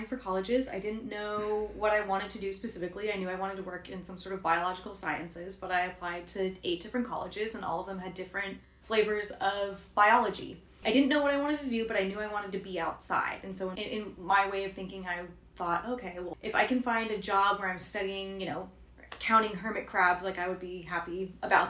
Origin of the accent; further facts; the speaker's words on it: Santa Barbara, California, United States; I grew up in Santa Barbara